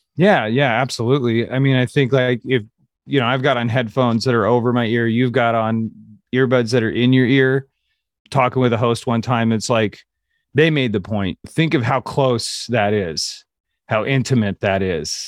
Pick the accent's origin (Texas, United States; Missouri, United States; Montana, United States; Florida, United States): Missouri, United States; Kansas City; moved away; also born or lived in California; I'm from Kansas City